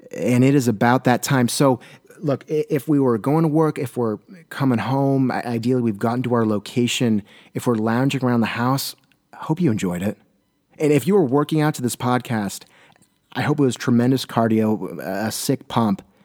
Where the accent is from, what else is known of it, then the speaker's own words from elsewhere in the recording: Southern California, United States; now in Portland, United States; I hail from Southern California